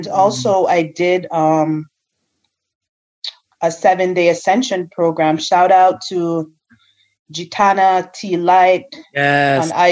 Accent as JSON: {"language": "English", "country": "Jamaica", "said": "I'm Jamaican"}